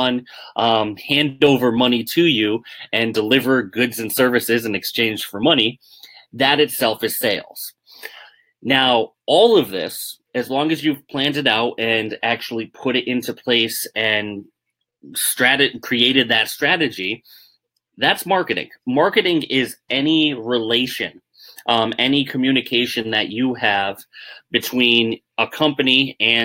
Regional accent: Northeast, United States; I'm from the Northeast

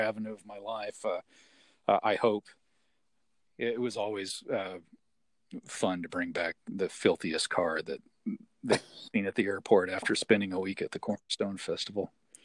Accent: Southeast Texas, United States; also born or lived in Southern California; now in Wheaton, United States; growing up in Southeast Texas. So hot and humid, you know, bayou country temperatures are what I grew up with.

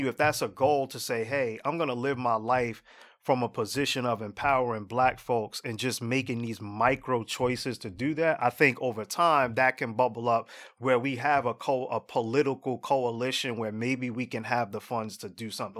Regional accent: Jersey City, New Jersey, United States; I live in Jersey City, right? I'm from Jersey City originally

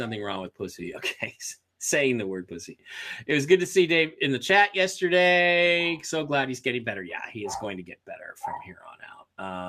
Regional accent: Michigan, United States; you know, I'm from Michigan and I was upset when I found out about the not valid signatures.

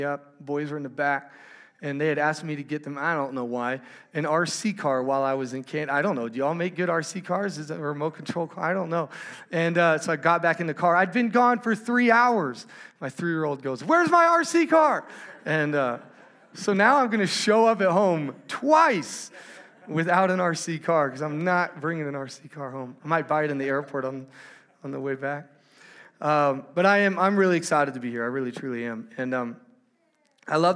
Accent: Fort Worth, Texas, United States; We are from Fort Worth, Texas, and we have been there for my whole life.

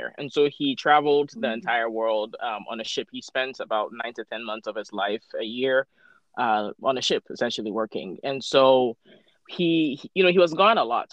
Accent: Ghana; moved away as an adult; also born or lived in North Carolina, United States / Pennsylvania, United States; now in Tacoma, United States; I am an immigrant from Ghana. So born and raised in Ghana, and I moved to the U.S. for college. I was the ripe age of 18

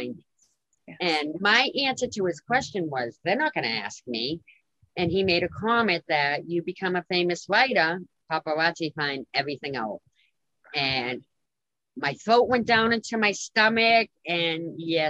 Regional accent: Lowell, Massachusetts, United States; in my hometown

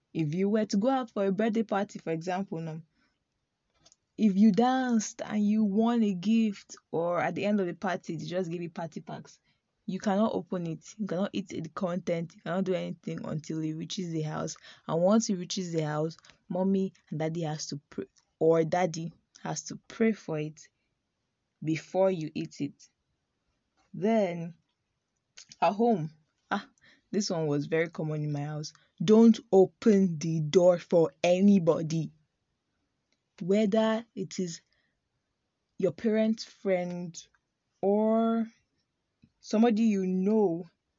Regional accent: Nigeria

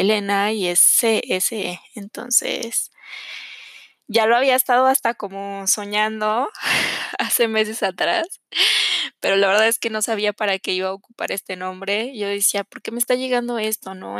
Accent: Mexico City, Mexico; soy de la Ciudad de México

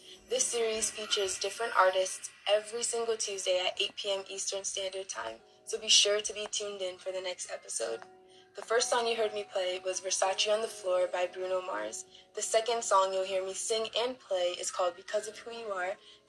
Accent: Jamaica; now in Connecticut, United States; I am a Jamaican black female alto saxophonist originally from Jamaica and currently residing in Connecticut, USA.

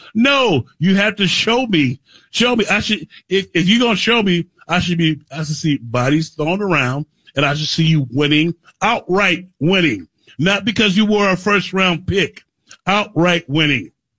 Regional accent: Missouri, United States; See, you know I'm from the Show Me State, right?

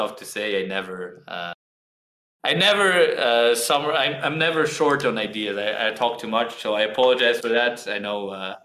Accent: Georgia; I am from Georgia, the little country

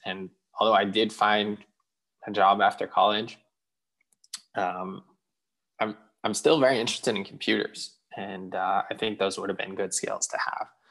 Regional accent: Israel; moved away; I grew up in Israel

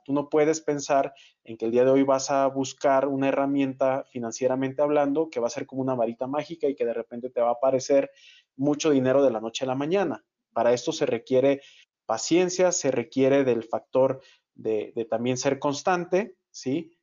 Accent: Guadalajara, Jalisco, Mexico; Yo que soy de Guadalajara

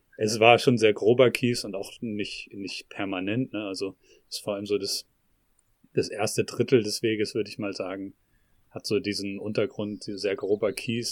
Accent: Northern Germany, Germany; moved away; ich bin in Norddeutschland aufgewachsen, aber lebe jetzt seit längerer Zeit im Süden

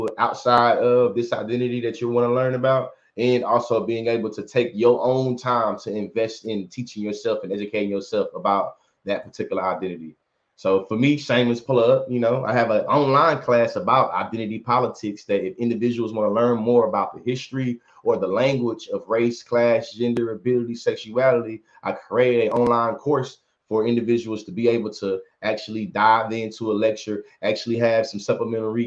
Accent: Bryan, Texas, United States; also born or lived in Oklahoma; born and raised in Bryan, Texas

